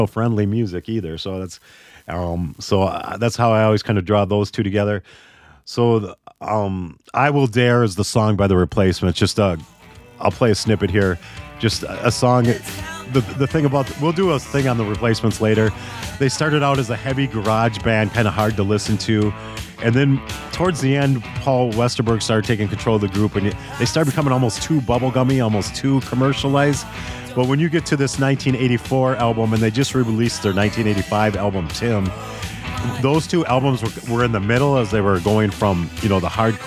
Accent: Minneapolis, Minnesota, United States; growing up in Minneapolis that year, 84

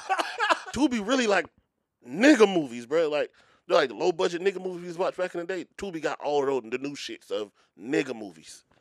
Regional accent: Philadelphia, Pennsylvania, United States; moved away; I'm from Philly

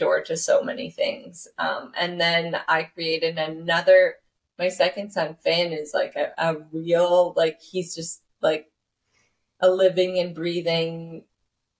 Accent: Canada; I am a Canadian artist.

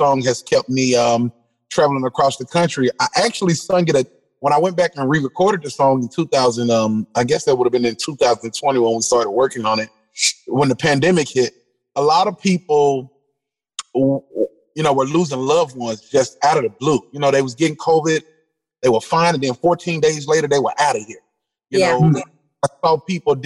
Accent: Canton, Mississippi, United States; also born or lived in Camden, Mississippi; I'm from Canton, Mississippi

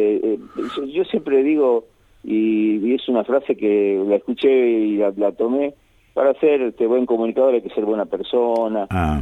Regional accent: San Miguel de Tucumán, Tucumán, Argentina; moved away as an adult; now in Tartagal, Argentina; yo obviamente soy nacido y criado en San Miguel de Tucumán

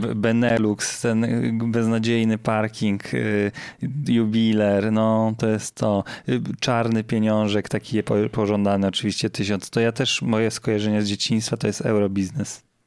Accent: Zielona Góra, Lubusz Voivodeship, Poland; z mojego rodzinnego miasta

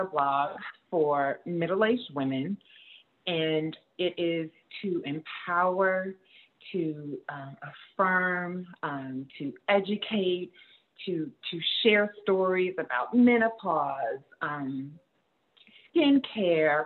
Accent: New Jersey, United States; moved away as an adult; also born or lived in New York; now in Atlanta, United States; I'm from New Jersey. And we've been here for almost 5 years

